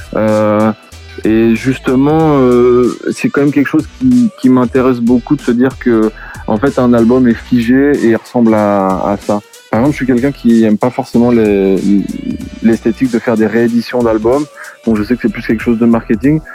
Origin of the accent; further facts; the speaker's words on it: La Rochelle, Nouvelle-Aquitaine, France; now in Paris, France; je viens de La Rochelle et je suis arrivé à Paris.